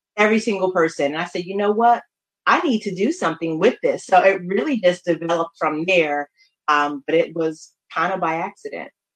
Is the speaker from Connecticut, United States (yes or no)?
yes; New Haven, Connecticut, United States; now in Baltimore, United States; I am from New Haven, Connecticut. Um, originally, I have been in Baltimore, Maryland, for the last 20 years